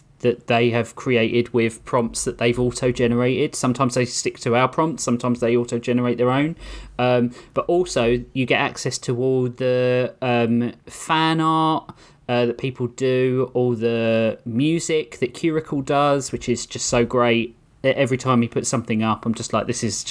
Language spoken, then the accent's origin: English; United Kingdom; accent: British; my cute British accent